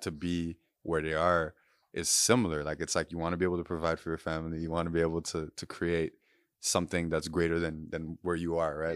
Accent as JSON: {"language": "English", "town": "Port-au-Prince", "region": "Ouest", "country": "Haiti", "tie": "born or raised there", "also_born_or_lived": "Guyana", "said": "I'm from Puerto Prince, Haiti and grew up there, but my mom's Guyanese"}